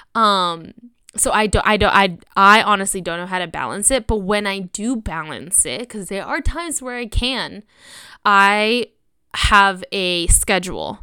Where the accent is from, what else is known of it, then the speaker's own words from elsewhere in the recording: Sonoma, California, United States; I grew up in Sonoma.